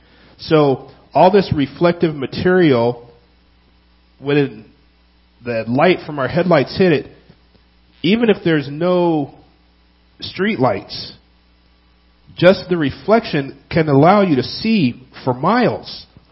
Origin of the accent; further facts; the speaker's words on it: California, United States; Now, I came from California, and it's a lot easier to drive at night in California compared to Minnesota, and especially Wisconsin.